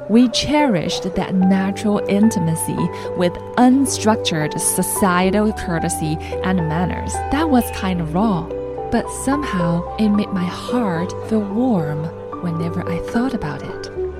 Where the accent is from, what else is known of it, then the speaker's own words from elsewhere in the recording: China; moved away as an adult; also born or lived in Shanghai, China; now in San Francisco Bay Area, United States; For the first time in my life, I left my hometown, a tiny place that you probably can't even find on maps